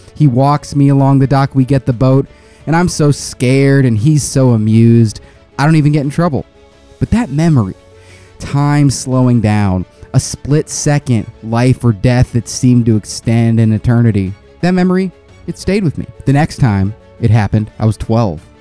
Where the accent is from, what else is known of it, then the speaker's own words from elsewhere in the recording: United States; I'm American